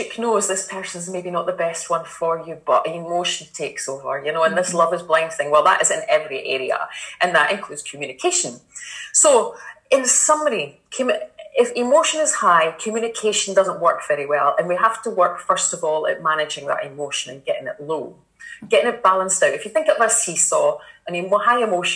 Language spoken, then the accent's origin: English; Kinross, Scotland, United Kingdom; I was born and brought up in Kinross in a council estate